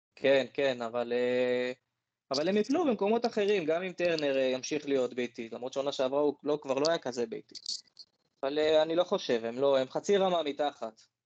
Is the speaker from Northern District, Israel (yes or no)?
yes; Northern District, Israel; אני בגלל שגדלתי בצפון